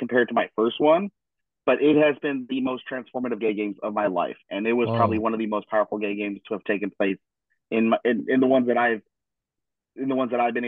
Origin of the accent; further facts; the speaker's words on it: Denver, Colorado, United States; now in Cologne, Germany; my hometown, Denver, Colorado